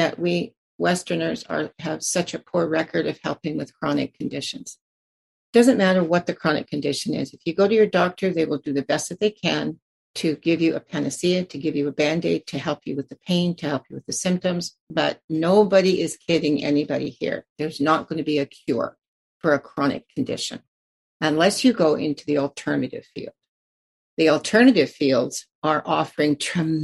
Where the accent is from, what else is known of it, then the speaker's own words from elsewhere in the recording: United States; now in Canada; I grew up in the States